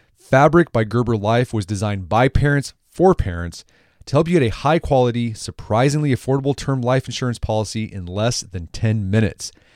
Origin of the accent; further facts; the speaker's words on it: Oklahoma, United States; I'm from Oklahoma